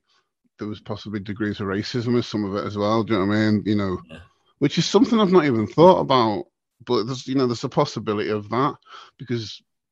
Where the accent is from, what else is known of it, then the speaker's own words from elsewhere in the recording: Southport, North West England, United Kingdom; also born or lived in Liverpool; we grew up in Southport at the time. We grew up basically, Southport now is classed as Merseyside